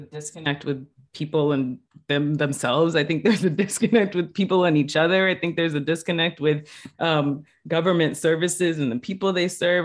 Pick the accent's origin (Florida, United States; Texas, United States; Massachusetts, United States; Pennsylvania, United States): Massachusetts, United States; New Bedford; moved away as an adult; also born or lived in Puerto Rico; now in Boston, United States; I was gonna go back home to New Bedford and, um, work at a startup nonprofit that was helping young people. And so I went back to my hometown